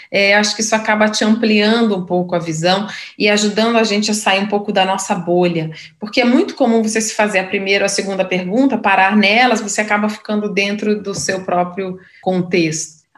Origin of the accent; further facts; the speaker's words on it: Minas Gerais, Brazil; now in São Paulo, Brazil; como é que foi minha trajetória aqui na selva de pedra, sendo, sendo mineira.